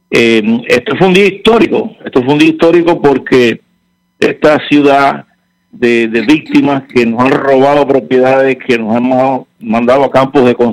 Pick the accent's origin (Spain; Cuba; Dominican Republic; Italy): Cuba; Yo soy pueblo de Cuba, el señor pérez es el pueblo de Cuba.